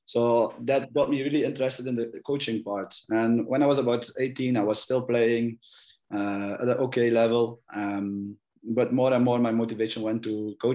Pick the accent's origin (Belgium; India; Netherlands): Belgium; I'm born and raised in Belgium